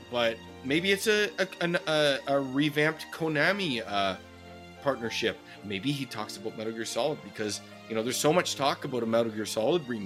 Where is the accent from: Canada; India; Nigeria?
Canada; We're Canadian.